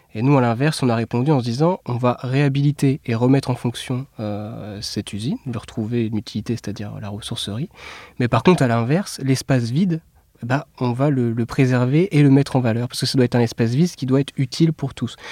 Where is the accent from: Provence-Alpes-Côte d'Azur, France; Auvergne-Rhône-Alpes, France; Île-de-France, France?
Île-de-France, France; south of Essonne; moved away as an adult; now in Paris, France; on vient euh, du sud de l'Essonne